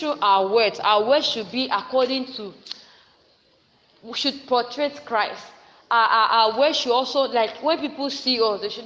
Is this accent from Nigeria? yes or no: yes; Nigeria; We are still Nigerian